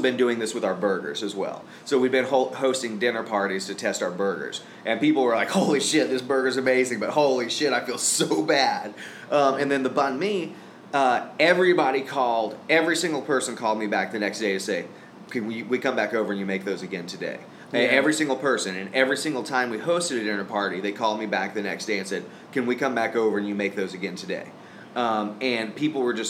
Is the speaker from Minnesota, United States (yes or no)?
no; Tulsa, Oklahoma, United States; we come from Tulsa, where is a lot of the food is gut bomb food